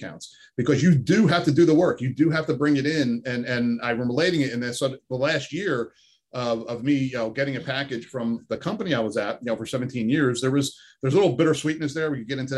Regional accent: Bloomfield, New Jersey, United States; I grew up in apartments my whole life in Jersey. You know, I grew up in Bloomfield

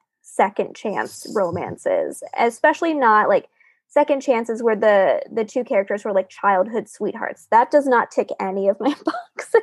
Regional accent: North Florida, United States; moved away as an adult; also born or lived in Fort Lauderdale, Florida; I was born in Fort Lauderdale, then my family moved to North Florida

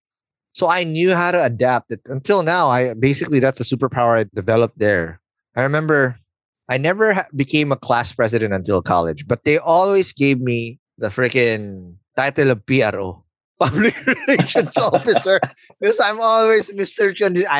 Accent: Philippines; being a Filipino

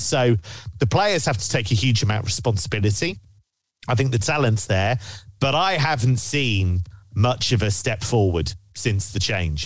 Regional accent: England, United Kingdom; I am English

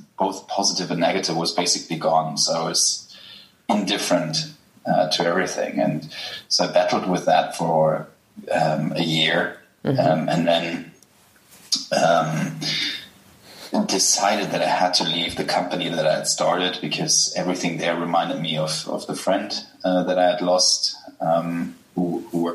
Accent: Germany; accent: German; English is a second language; I'm German, as people will realize from my accent

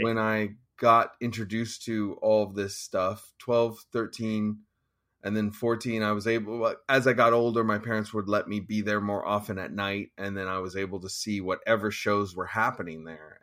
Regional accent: Petaluma, California, United States; also born or lived in East Bay, California; I was born around Petaluma, but we moved to the East Bay for a number of years. And then around when I was about in sixth grade, my parents took me back up there

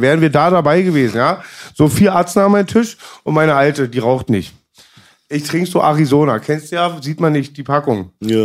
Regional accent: Germany; Als Deutscher

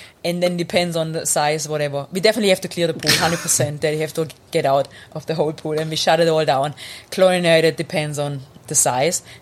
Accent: Germany; English is a second language; moved away as an adult; now in New Zealand; I grew up in Germany

